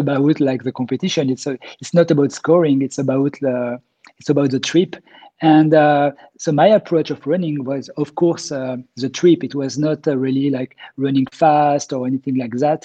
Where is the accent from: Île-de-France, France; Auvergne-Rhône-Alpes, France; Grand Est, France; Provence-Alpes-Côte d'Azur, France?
Auvergne-Rhône-Alpes, France; Grenoble; I grew up in Grenoble in the Alps